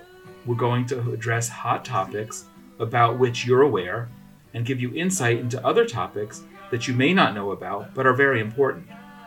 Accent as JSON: {"language": "English", "country": "United States", "tie": "born or raised there", "moved": "as an adult", "lives_now": "Israel", "said": "I'm an Orthodox, American-born Israeli Jew."}